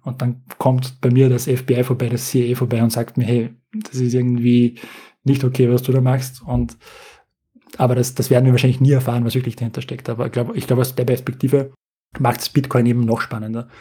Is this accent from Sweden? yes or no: no; Austria; Also wir als Europäer, als Österreicher